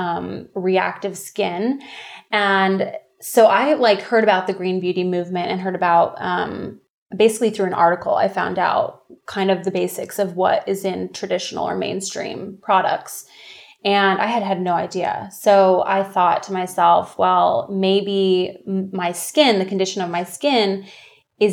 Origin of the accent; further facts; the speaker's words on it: Orange County, California, United States; also born or lived in Santa Barbara, California; I'm born and raised in Orange County, California